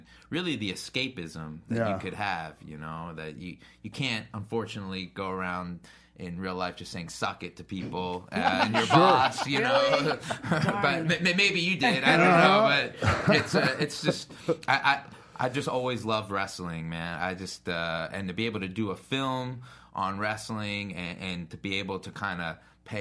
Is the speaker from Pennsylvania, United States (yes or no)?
yes; Philadelphia, Pennsylvania, United States; also born or lived in Lafayette Hill, Pennsylvania; I grew up in Philadelphia.